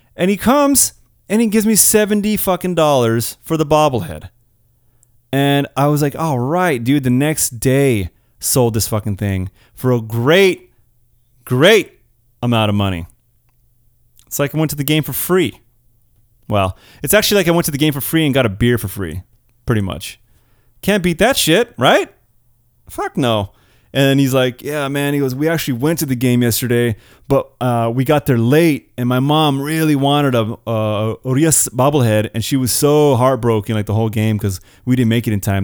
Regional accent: California, United States; I'm born and raised in California

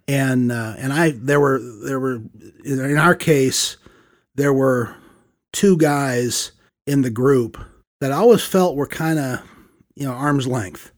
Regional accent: St. Louis, Missouri, United States; moved away as an adult; also born or lived in Tallahassee, Florida; born and raised in the Midwest. Uh, we attended the United Church of Christ, uh, for, well, till we moved away from Saint Louis. So thirty-three years

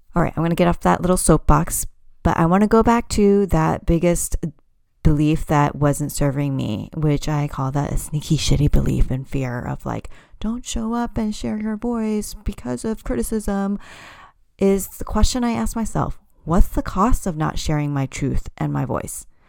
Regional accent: United States; I identify as an American-born Cantonese woman, meaning I'm considered a second generation immigrant because my parents immigrated to the U S from overseas, specifically Hong Kong.

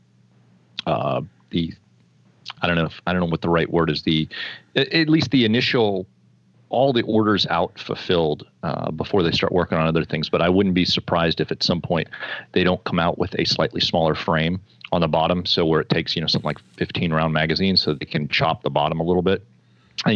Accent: Florida, United States; I was born in Florida

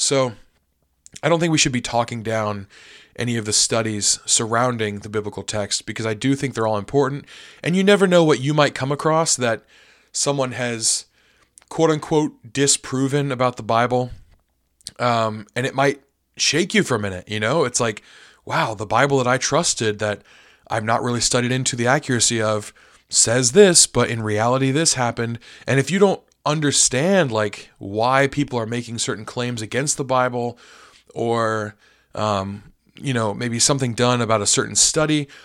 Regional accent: United States; as an American

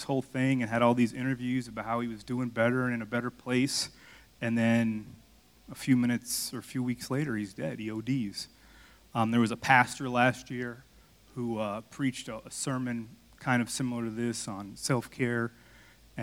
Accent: Miami, Florida, United States; moved away; I'm from Miami

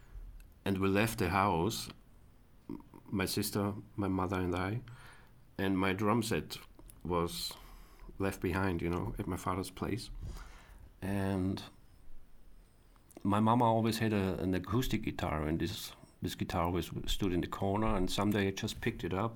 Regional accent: a small town in Upper Austria, Austria; now in Vienna, Austria; I'm from a small town in Upper Austria, it's called. It's more countryside compared to Vienna.

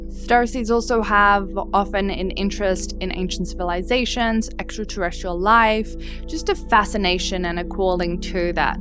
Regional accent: Australia; also born or lived in Dubai / Europe / Czech Republic; I was born in Dubai, but you know, I've lived mostly in Australia, and yes, some parts of Europe, my my connection is to Australia

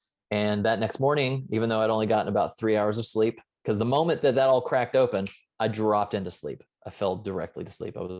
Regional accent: the South, United States; I was raised in the South

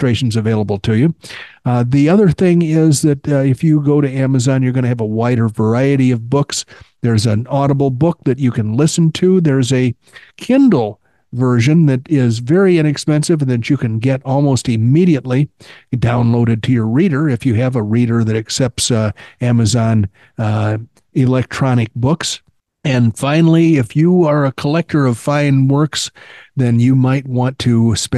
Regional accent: the South, United States; I am a Southerner.

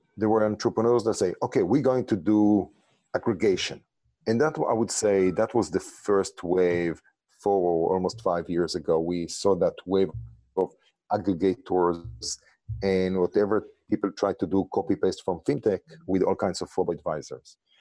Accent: Israel; English is a second language; moved away as an adult; also born or lived in New York; now in Los Angeles, United States; originally, as you can hear from my accent and name, I'm from Israel

